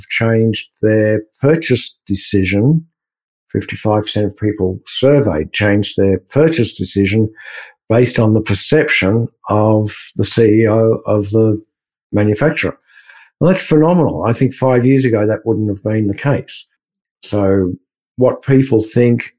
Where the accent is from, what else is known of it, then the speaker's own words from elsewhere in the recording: Australia; now in Austin, United States; being Australian